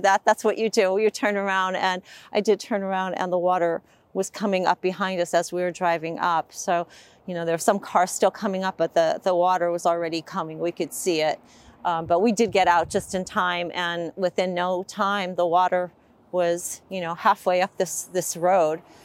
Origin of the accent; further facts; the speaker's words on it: Swartzville, Pennsylvania, United States; We are in Swartzville, Pennsylvania, um, and I grew up here.